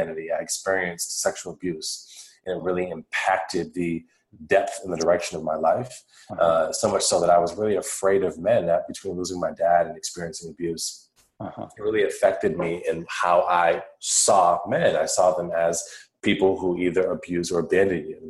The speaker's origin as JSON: {"language": "English", "town": "Worcester", "region": "Massachusetts", "country": "United States", "tie": "born or raised there", "said": "I grew up on the East Coast of the United States of America, and I was in a city called Worcester in the state of Massachusetts."}